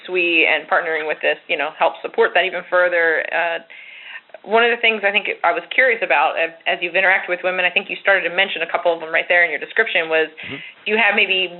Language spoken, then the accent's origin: English; Philadelphia, Pennsylvania, United States; I'm from the Philly area